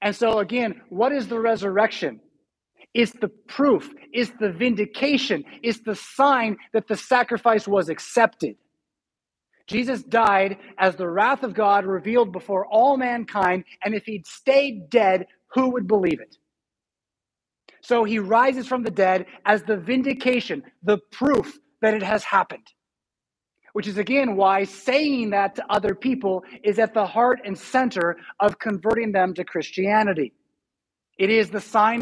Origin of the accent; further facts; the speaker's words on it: United States; we have a history as American Lutherans